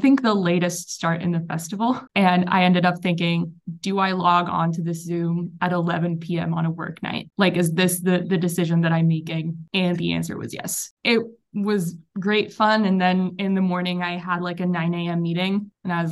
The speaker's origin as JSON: {"language": "English", "town": "Tel Aviv", "region": "Tel Aviv District", "country": "Israel", "second_language": "English", "said": "As you can hear by my accent, I am not British. I am from Tel Aviv, which is in Israel"}